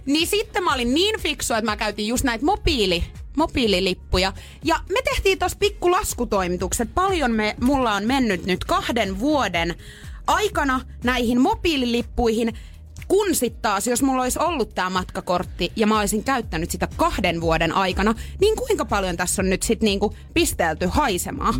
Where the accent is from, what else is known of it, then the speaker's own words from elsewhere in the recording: Pori, Satakunta, Finland; mä oon Porista